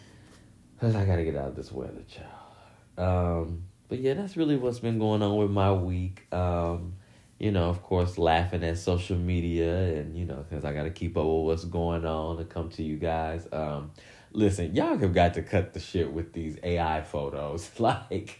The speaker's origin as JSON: {"language": "English", "town": "Michigan City", "region": "Indiana", "country": "United States", "tie": "born or raised there", "moved": "yes", "said": "my hometown, Michigan City, Indiana"}